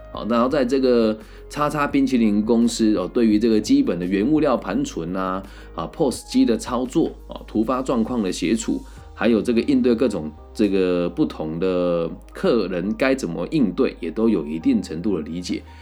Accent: Changhua County, Taiwan; moved away as an adult; also born or lived in Taichung; 我是来自彰化的

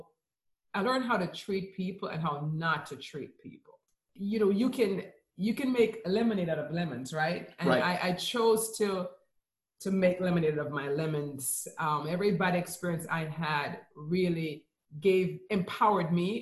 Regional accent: Jamaica; accent: Jamaican; moved away as an adult; also born or lived in Brooklyn, New York / Florida; now in Charlotte, United States; we're both from Jamaica

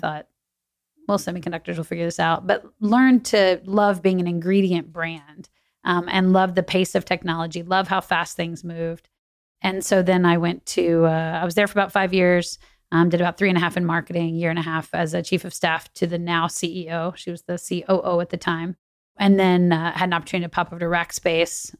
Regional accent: New Braunfels, Texas, United States; also born or lived in Chicago; now in Austin, United States; grew up in New Braunfels, which is about an hour away

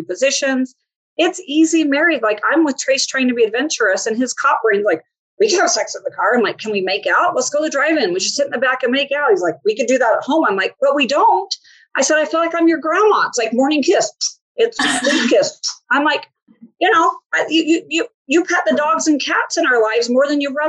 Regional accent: Utah, United States; I grew up in Utah

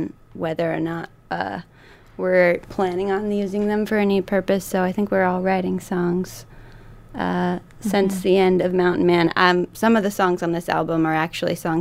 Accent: Santa Cruz, California, United States; now in North Carolina, United States; I grew up mostly in Santa Cruz, California

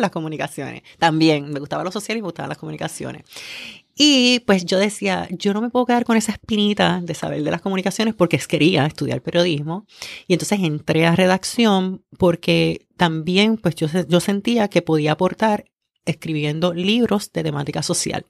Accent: Humacao, Puerto Rico; also born or lived in Río Piedras; vengo de Humacao, estudié en la Ana Roque de, de, Humacao

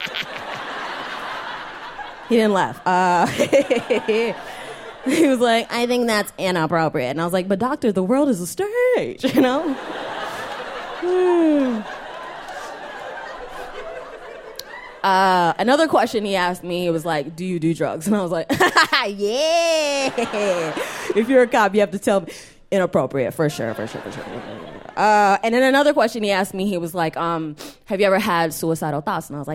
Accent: New York, United States; also born or lived in Chicago; I'm from New York

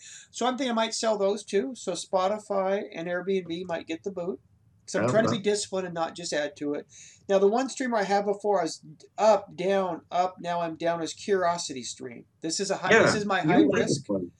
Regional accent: Ireland; I'm the Irish guy, bro. I will know a four-leaf clover from a poppy.

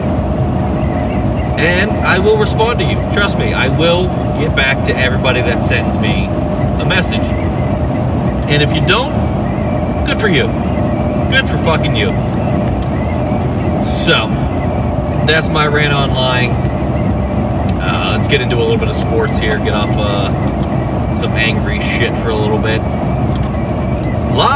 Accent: United States; I grew up an hour outside of Pittsburgh

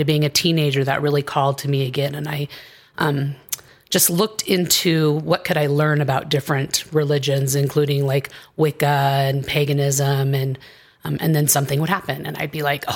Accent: Southern Oregon, United States; moved away as an adult; also born or lived in Castro Valley, California / Washington / Boise, Idaho / Phoenix, Arizona; now in Colorado, United States; I grew up a little bit in Washington, for the most part in Southern Oregon, on a ranch in Podunk, Oregon

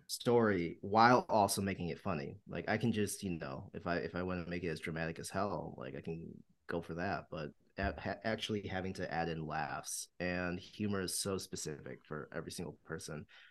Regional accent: Walled Lake, Michigan, United States; moved away; I'm from Walled Lake, Michigan

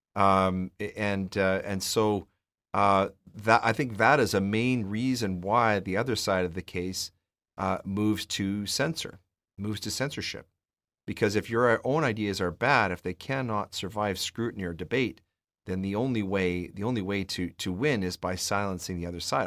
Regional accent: Edmonton, Alberta, Canada; I grew up in Edmonton

